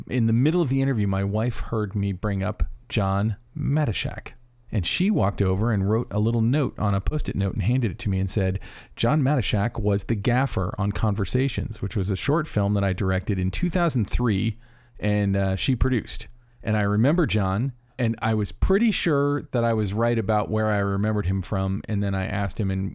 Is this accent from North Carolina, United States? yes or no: no; Florida, United States; I'm from the South. I'm from Florida